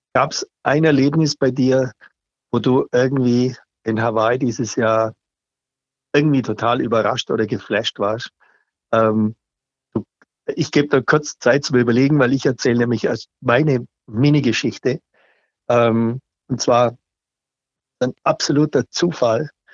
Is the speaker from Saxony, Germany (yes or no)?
no; Allgäu, Bavaria, Germany; Bei uns im Allgäu